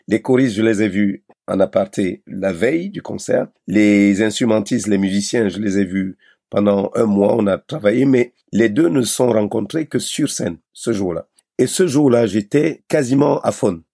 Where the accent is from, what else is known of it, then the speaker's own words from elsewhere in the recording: Cameroon; moved away; also born or lived in Europe; mon pays natal, le Cameroun